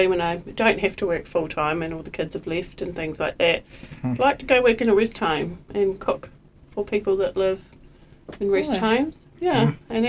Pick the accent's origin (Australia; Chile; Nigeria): Australia; also born or lived in New Zealand; now in Invercargill, New Zealand; I'm originally from Australia, but I've been in New Zealand for quite a long time now.